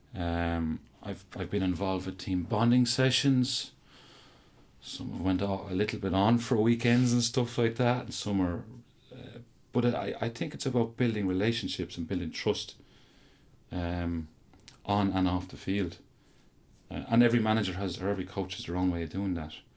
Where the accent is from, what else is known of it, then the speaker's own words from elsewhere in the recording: Offaly, Leinster, Ireland; I'm from Offaly